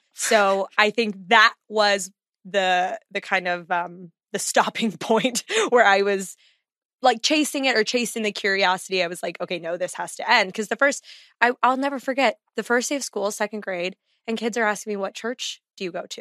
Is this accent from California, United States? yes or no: no; Texas, United States; also born or lived in Chicago area, Illinois; I have rejected my Texas roots